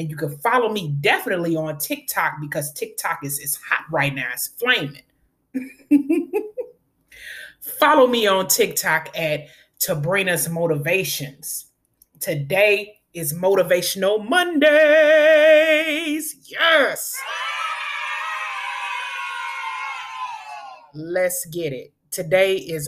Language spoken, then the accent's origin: English; Chicago, Illinois, United States; she's from Chicago and I'm from Chicago